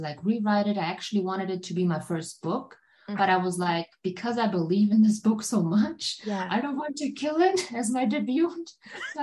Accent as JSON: {"language": "English", "country": "Germany", "first_language": "German", "second_language": "English", "said": "here in Germany"}